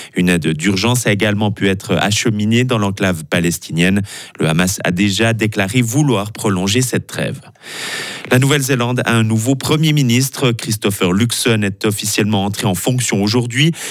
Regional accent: Broye, Switzerland; on est vaudois, on est fribourgeois, mais avant tout, on est broyard

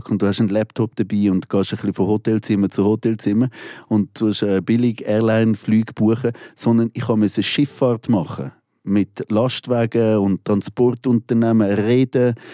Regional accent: Switzerland; Weil die Leute sollen hören, ich komme aus der Schweiz.

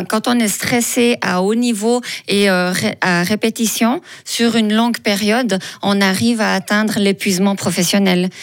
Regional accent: Fribourg, Switzerland; je viens de Fribourg

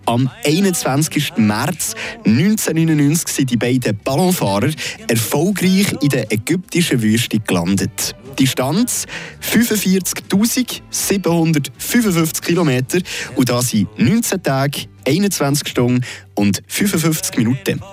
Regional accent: Switzerland; bei uns in der Schweiz

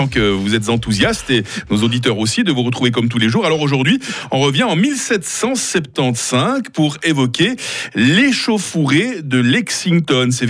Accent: Switzerland; par chez nous en Suisse.

